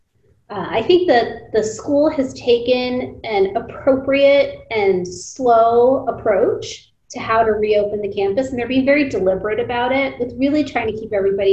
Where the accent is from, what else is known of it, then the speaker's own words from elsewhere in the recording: United States; growing up as a first generation American, I would spend a lot of time traveling back and forth between India when we were on summer vacation, and then spending the school year here